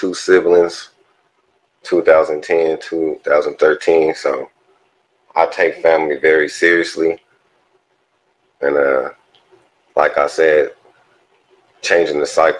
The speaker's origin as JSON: {"language": "English", "area": "Inland Empire", "region": "California", "country": "United States", "tie": "born or raised there", "also_born_or_lived": "South Central, Los Angeles", "said": "I was born in South Central, y'all. You know, raised in the Inland Empire"}